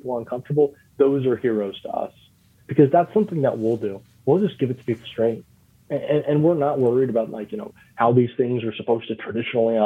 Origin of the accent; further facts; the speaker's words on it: Florida, United States; I grew up in Florida